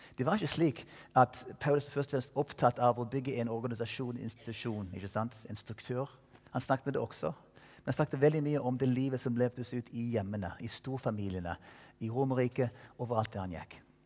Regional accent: Colorado, United States; Norwegian is a second language; moved away as an adult; now in Stavanger, Norway; være der borte i Colorado, der jeg vokste opp

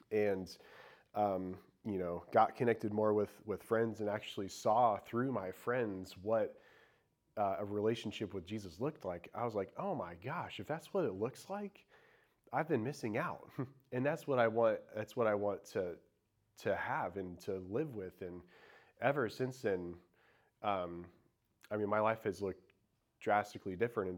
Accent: Indiana, United States; moved away as an adult; now in Charlotte, United States; I grew up in Indiana and in a very small town

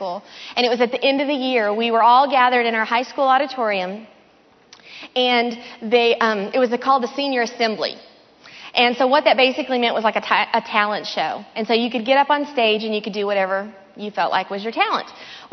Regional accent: the South, United States; I grew up in the South. My whole family is from either Memphis, Tennessee, or Mississippi

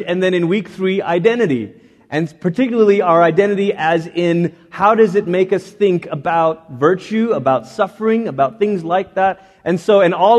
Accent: Malaysia; also born or lived in Portland, Oregon, United States; growing up in Malaysia

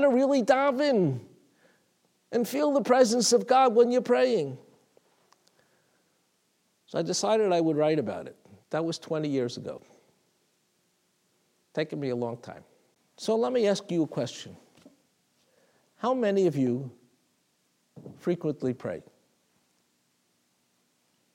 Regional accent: New York City, New York, United States; I remember as a little boy in Talmud Torah, I grew up in Brooklyn.

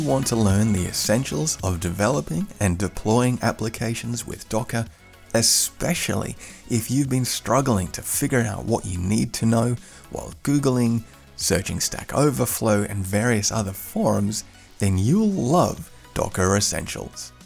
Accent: Queensland, Australia; now in Bavaria, Germany; I come from Queensland, Australia, which, which is a very, very sunny part of the world

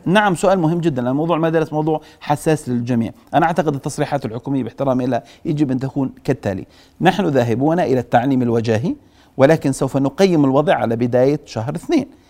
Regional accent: Jordan; وعندنا بالاردن

